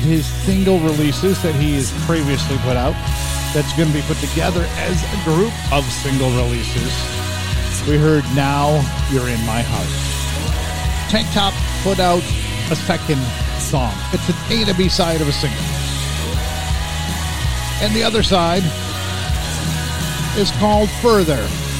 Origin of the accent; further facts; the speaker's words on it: Florida, United States; It's a live stream show and podcast from my hometown, from my area of Florida's Space Coast